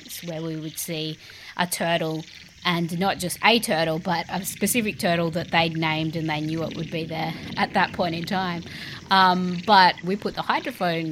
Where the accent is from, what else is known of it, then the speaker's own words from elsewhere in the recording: Australia; I'm an Australian artist, curator and composer